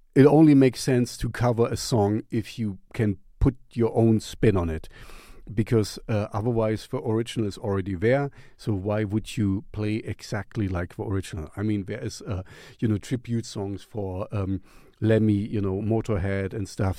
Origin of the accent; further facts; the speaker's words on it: Germany; English is a second language; back in the East uh, Germany. You know, I grew up in the Russian zone